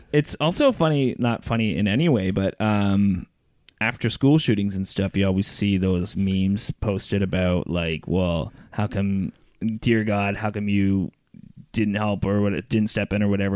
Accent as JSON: {"language": "English", "town": "Brockville", "region": "Ontario", "country": "Canada", "tie": "born or raised there", "moved": "yes", "said": "my hometown, Brockville"}